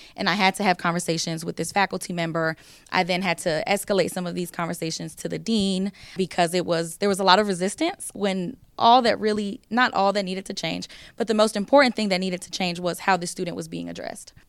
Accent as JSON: {"language": "English", "region": "the South", "country": "United States", "said": "I'm from the South"}